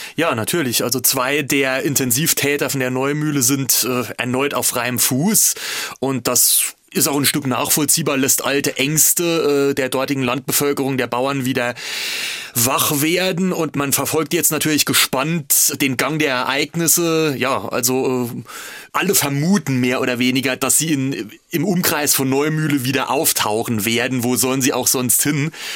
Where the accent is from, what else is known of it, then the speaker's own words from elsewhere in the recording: Altenglan, Rhineland-Palatinate, Germany; Ich stamme aus der Westpfalz